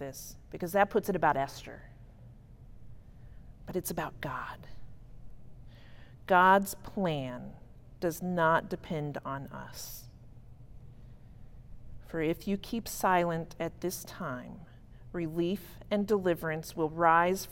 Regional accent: Berea, Kentucky, United States; My hometown is Berea, Kentucky.

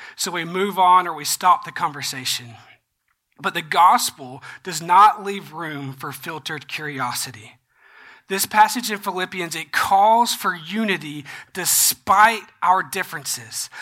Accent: Georgia, United States; I'm from Georgia

